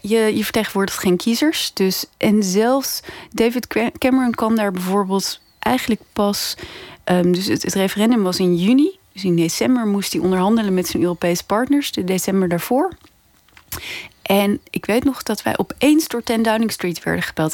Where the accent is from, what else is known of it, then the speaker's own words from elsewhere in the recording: Netherlands; moved away as an adult; also born or lived in London; als Nederlander